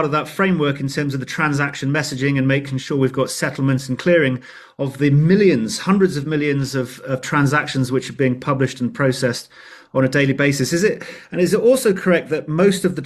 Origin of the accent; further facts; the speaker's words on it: England, United Kingdom; now in South Africa; I'm from England originally.